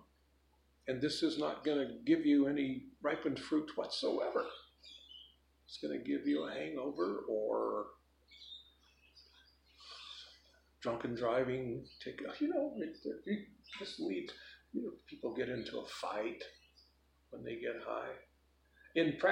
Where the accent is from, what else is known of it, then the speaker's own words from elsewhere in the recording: Chicago, Illinois, United States; where I grew up in Chicago when I was a kid